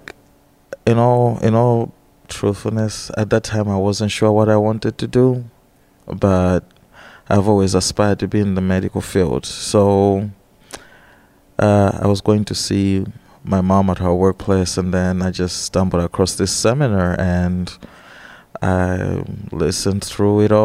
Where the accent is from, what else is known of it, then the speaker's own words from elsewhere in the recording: Blantyre, Southern Region, Malawi; moved away as an adult; also born or lived in Russia; now in Rockford, United States; I was born on May 20th, 1985, in the city of Blantyre, Malawi.